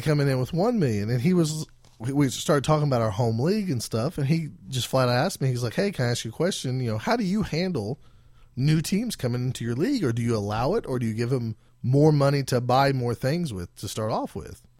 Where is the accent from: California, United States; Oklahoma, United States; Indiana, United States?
Oklahoma, United States; we are from Oklahoma, down here in, uh, South America.